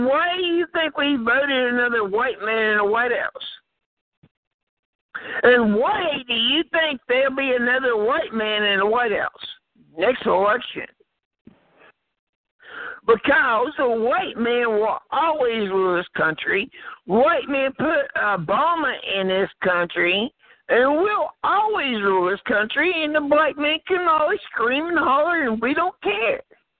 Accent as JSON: {"language": "English", "country": "United States", "said": "I'm from the United States. I'm a white person. I was born here. My ancestors were born here."}